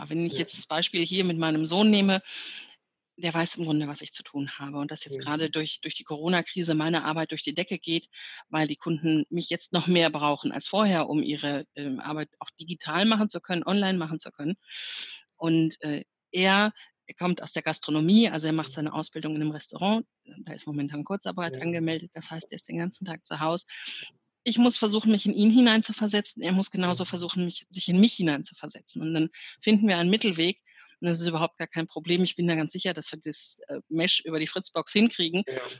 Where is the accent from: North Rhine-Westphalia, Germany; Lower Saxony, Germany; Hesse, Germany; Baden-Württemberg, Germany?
North Rhine-Westphalia, Germany; Ich bin aufgewachsen im Ruhrgebiet und mein Vater war auf der Zeche und mhm.